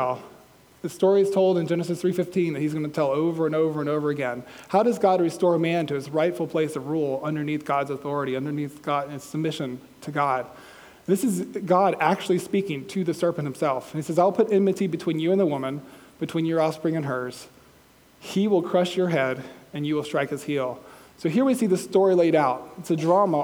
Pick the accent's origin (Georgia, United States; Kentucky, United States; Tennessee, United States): Georgia, United States; I'm from Georgia